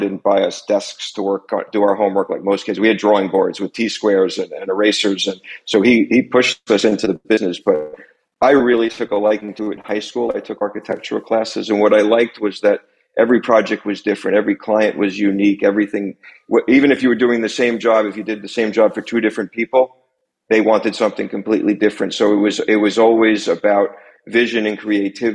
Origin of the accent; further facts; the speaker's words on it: Long Island, New York, United States; also born or lived in Pennsylvania; now in New York City, United States; I grew up on Long Island. I've been living in New York City for 30 years now